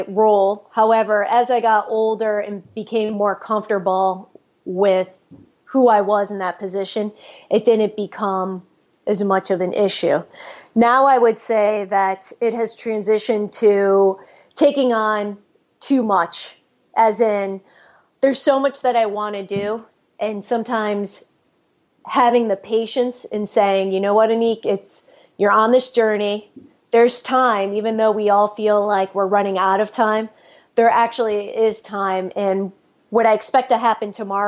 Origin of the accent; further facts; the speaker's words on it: New York, United States; I'm from New York. We tend to be direct, but also I'm also a first generation American